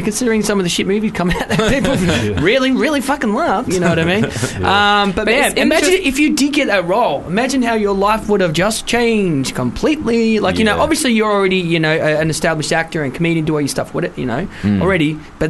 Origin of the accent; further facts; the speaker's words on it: London, United Kingdom; No, my hometown's London, Bow, mate. E3.